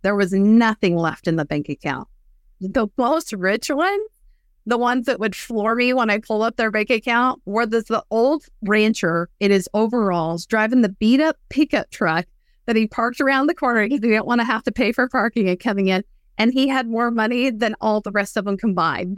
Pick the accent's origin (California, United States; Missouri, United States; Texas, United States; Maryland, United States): Texas, United States; West; I grew up in West Texas